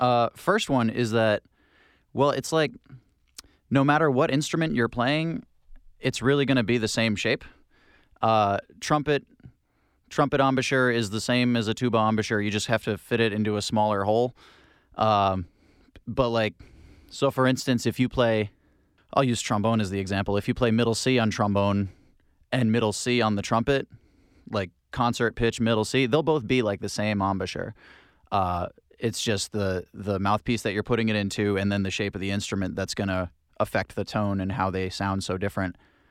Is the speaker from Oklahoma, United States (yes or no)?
no; Hope Valley, Rhode Island, United States; I'm originally from Hope Valley, Rhode Island. Very small town.